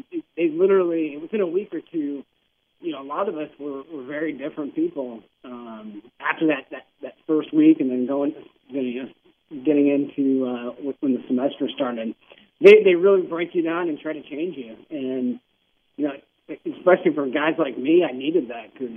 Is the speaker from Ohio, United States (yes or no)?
yes; Cleveland, Ohio, United States; moved away as an adult; I grew up in Cleveland